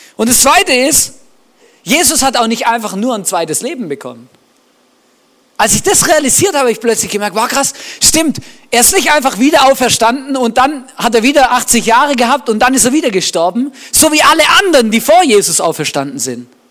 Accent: Swabia, Baden-Württemberg, Germany; moved away; Ich bin ja im Schwabenland aufgewachsen

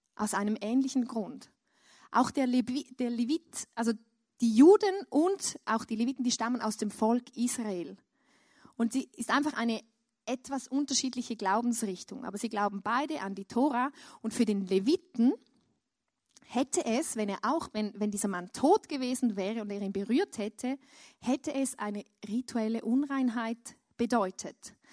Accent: Switzerland; ich als Schweizer

